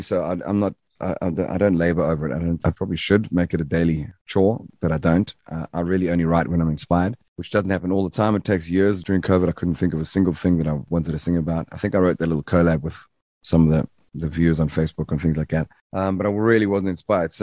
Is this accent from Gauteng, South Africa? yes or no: no; Durban, KwaZulu-Natal, South Africa; I was from the Bluff, and our slogan is rough and tough, and we smoke the stuff